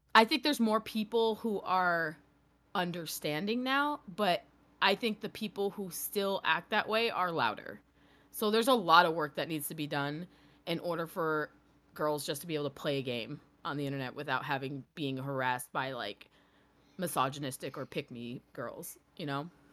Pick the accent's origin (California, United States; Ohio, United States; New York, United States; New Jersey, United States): New York, United States; I grew up in New York